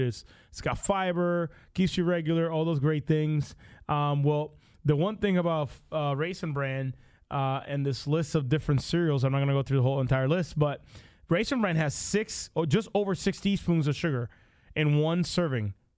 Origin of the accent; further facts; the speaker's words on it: Puerto Rico; now in United States; I grew up in Puerto Rico